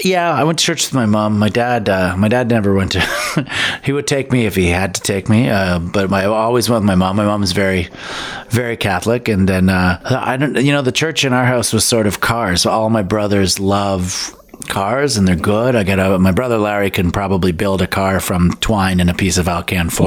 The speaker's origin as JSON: {"language": "English", "town": "London", "region": "Ontario", "country": "Canada", "tie": "born or raised there", "also_born_or_lived": "Richmond Hill, Ontario / Thornhill, Ontario", "said": "till I was about eight, and then moved to London"}